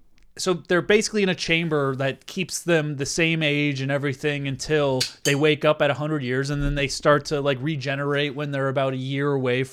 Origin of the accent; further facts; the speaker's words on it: Manchester, North West England, United Kingdom; Hey, I'm from Manchester.